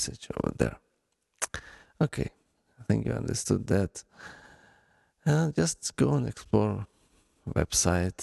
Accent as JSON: {"language": "English", "country": "Ukraine", "accent": "Ukrainian", "second_language": "English", "said": "my Ukrainian accent"}